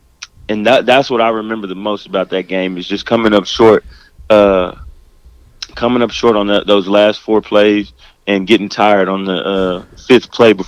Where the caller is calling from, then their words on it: Waco, Texas, United States; I'm actually at home in Waco, Texas.